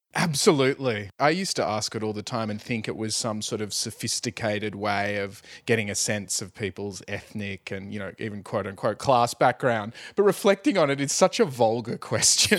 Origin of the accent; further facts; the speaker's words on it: Sydney, New South Wales, Australia; moved away as an adult; I've moved up and I've moved out from my hometown, Sydney